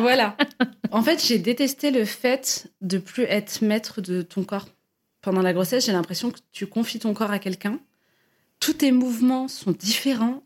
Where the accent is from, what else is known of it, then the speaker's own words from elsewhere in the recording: Algeria; je suis algérienne